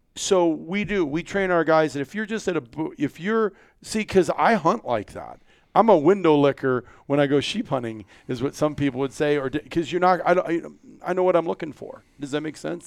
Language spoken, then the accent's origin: English; Iowa, United States; I'm from Iowa